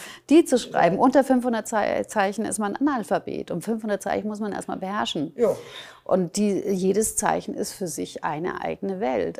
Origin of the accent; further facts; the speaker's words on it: Germany; meine Eltern sind ja Ungarn, bin aber in Deutschland geboren, aufgewachsen